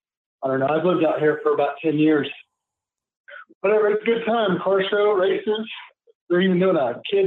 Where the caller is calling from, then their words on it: Norwich, Kansas, United States; I'm calling from Norwich, Kansas.